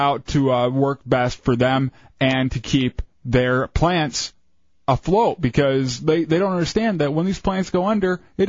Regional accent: Fowlerville, Michigan, United States; now in Orlando, United States; In my hometown, Fowlerville, where I grew up, there were no black people. I think one or two Spanish people. Very, very little diversity in Fowlerville, Michigan. It's grown a little bit since I left.

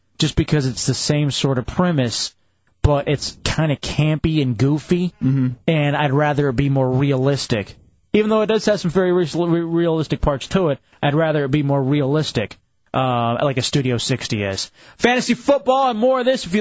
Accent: Texas, United States; now in Florida, United States; growing up in Texas

